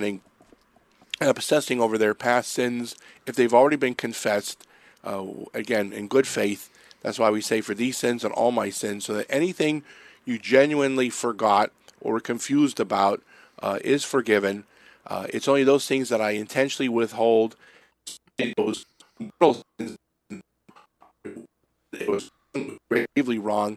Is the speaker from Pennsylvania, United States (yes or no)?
yes; Erie, Pennsylvania, United States; moved away; I'm from Erie, so this is summer weather for us.